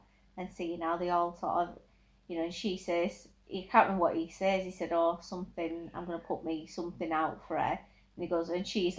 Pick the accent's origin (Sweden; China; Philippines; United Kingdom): United Kingdom; we are British